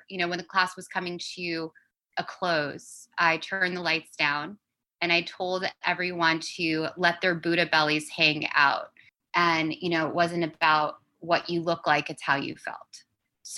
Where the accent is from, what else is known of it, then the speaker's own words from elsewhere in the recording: New York City, New York, United States; I grew up really fast in New York City